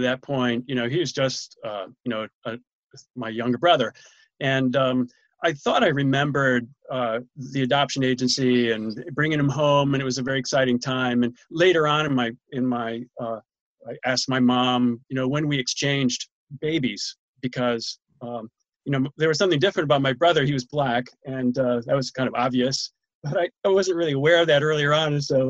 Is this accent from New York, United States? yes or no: yes; New York, United States; From Central New York, Ithaca, Gorham, Corning, Syracuse.